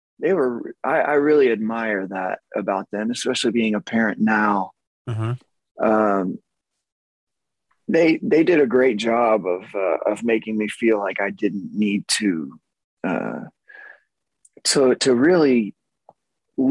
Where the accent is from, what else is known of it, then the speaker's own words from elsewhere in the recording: Magnolia, Texas, United States; also born or lived in Los Angeles / New York / Austin; Zach and I, we grew up together in Magnolia.